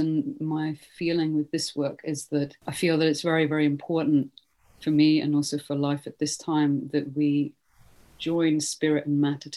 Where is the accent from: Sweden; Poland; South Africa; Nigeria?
Sweden; Stockholm, Stockholm County; moved away; also born or lived in Britain; I'm originally from Sweden, born in Stockholm, and then I lived in Britain for a long time